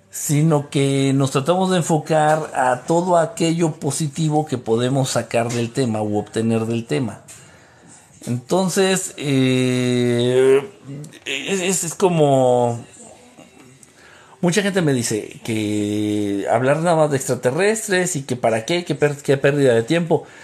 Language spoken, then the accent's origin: Spanish; Costa Rica; Yo soy de Costa Rica.